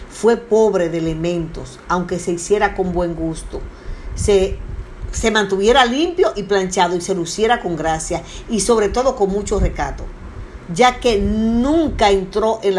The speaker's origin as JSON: {"language": "Spanish", "country": "Dominican Republic", "said": "en vista de que la influencia más marcada es la hispánica y nosotros somos dominicanos, criollos."}